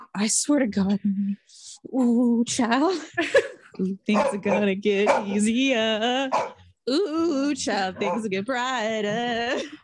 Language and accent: English; Texas, United States; moved away; also born or lived in California; I'm from Texas